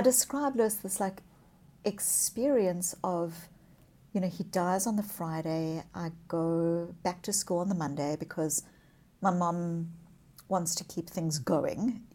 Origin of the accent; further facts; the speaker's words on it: South Africa; moved away; I was born as a child, as a white child in the white suburbs of apartheid South Africa